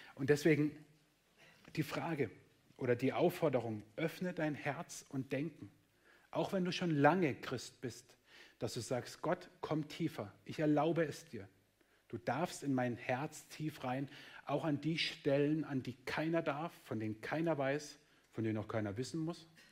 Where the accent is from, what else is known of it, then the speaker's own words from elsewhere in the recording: Germany; wir sind Deutsche